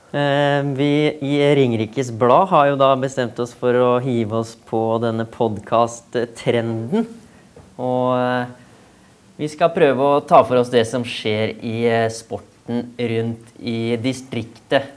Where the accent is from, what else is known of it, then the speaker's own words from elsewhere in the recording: Skien, Telemark, Norway; moved away as an adult; now in Hønefoss, Norway; opprinnelig er jeg fra Skien, så jeg er ganske ny i eh, Hønefoss